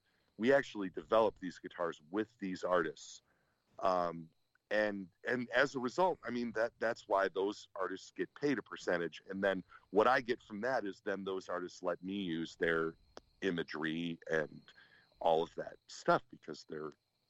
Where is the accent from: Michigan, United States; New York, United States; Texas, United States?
Michigan, United States; Detroit; I'm from Detroit